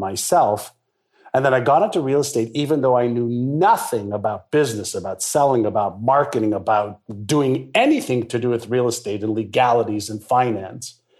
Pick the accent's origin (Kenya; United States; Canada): Canada; Montreal, Quebec; first language Hebrew; English is a second language; also born or lived in Israel; I got to Montreal at a, as a six-year-old kid. I was actually five and a half, and I spoke Hebrew, which was my mother tongue